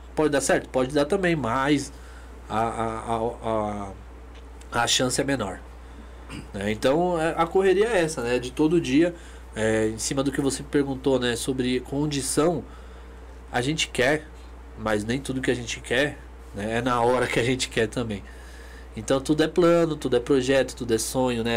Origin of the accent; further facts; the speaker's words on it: Brazil; a gente é brasileiro